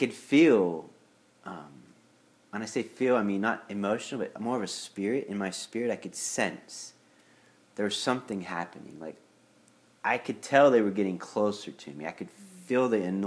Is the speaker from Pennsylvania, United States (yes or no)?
yes; near Pittsburgh, Pennsylvania, United States; I grew up in a really small parish, like 400 families in my hometown, which is near Pittsburgh, PA.